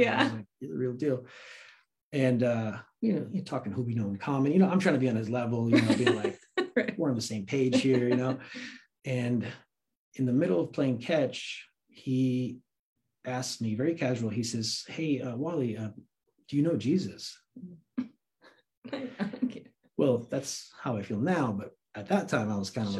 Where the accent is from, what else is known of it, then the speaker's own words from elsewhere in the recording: Santa Cruz, California, United States; also born or lived in Afghanistan / New York; I grew up in Santa Cruz, really. Mm. Like, I mean, I was born in Afghanistan, but my family came to America when I was 3. Lived in New York for a little bit, but grew up in Santa Cruz since I was like 6 or 7. So that's like my hometown